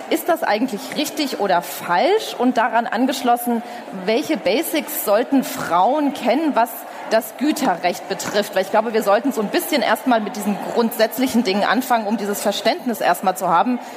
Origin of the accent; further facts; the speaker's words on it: Frankfurt am Main, Hesse, Germany; born there; ich komme übrigens aus der Nähe. Ich bin in Frankfurt am Main geboren.